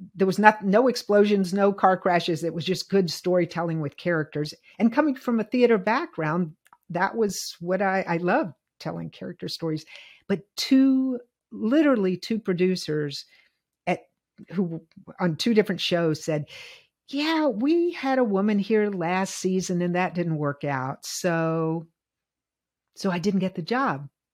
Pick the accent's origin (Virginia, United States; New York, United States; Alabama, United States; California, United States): Virginia, United States; moved away; I'm from the South. I grew up in integration.